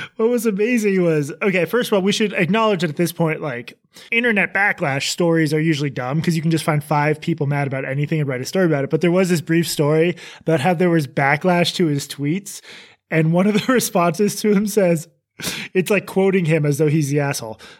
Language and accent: English; Massachusetts, United States; growing up in Massachusetts